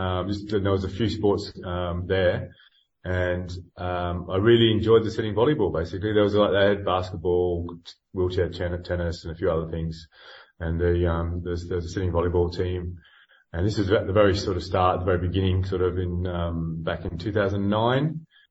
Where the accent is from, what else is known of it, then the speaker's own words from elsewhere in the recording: Australia; moved away; And I'm not originally from this country. I came from Australia about 20 years ago.